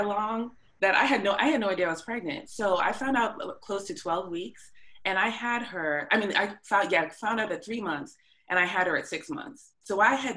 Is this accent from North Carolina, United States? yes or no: no; north of Boston, Massachusetts, United States; I grew up a little bit north of Boston